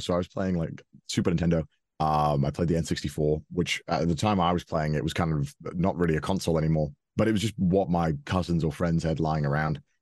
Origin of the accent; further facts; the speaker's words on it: Wales, United Kingdom; moved away as an adult; now in Japan; I grew up in Wales, which is a small country within the United Kingdom.